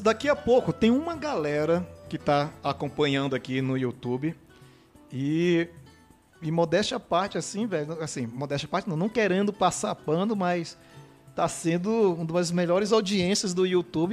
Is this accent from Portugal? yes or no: no; São Luís, Maranhão, Brazil; eu nasci na Alemanha